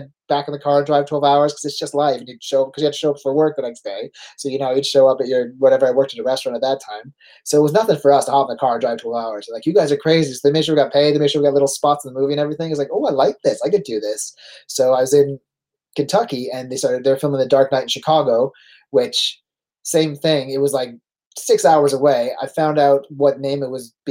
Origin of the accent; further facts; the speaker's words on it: Canada; accent: Canadian; I'm born in Canada. Like, yeah, we can kind of hear a Canadian accent. I was like, because I'm from Canada.